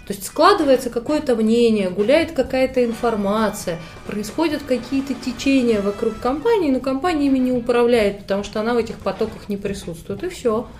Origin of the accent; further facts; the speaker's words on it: Moscow, Russia; Я из Москвы, мне 36